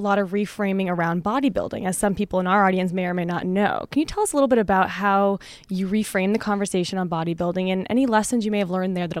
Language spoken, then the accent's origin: English; Canada; I'm Canadian, so I feel that.